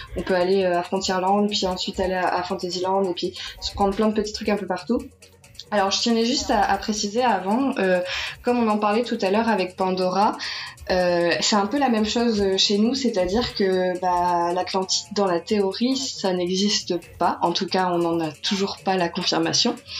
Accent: France; je suis française, j'habite en France

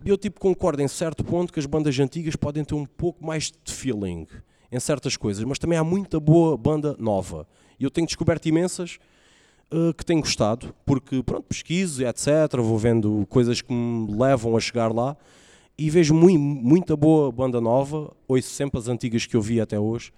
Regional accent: Faro, Algarve, Portugal; also born or lived in Ameixial; nasci em Faro. Ah, vivi numa aldeia, vivi numa, no, numa aldeia que é o Ameixial antes

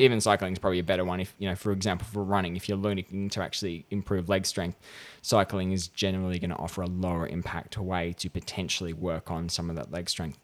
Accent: regional New South Wales, Australia; I was in my hometown at regional New South Wales

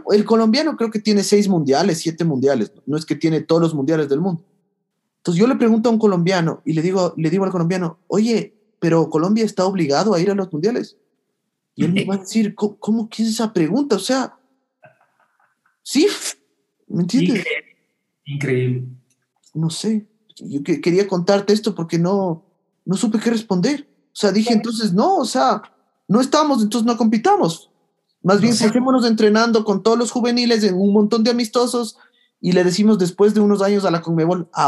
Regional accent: Ecuador; pero somos de Ecuador, o sea, estamos obligados a ir al mundial

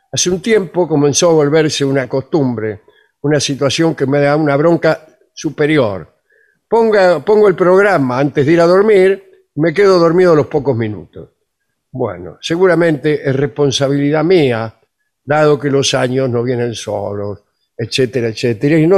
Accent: Magdalena, Buenos Aires Province, Argentina; soy de Magdalena.

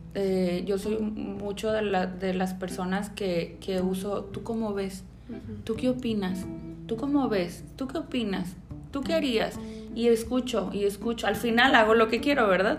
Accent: Puerto Vallarta, Jalisco, Mexico; soy de Puerto Vallarta, ¿verdad? Pata salada, soy de aquí

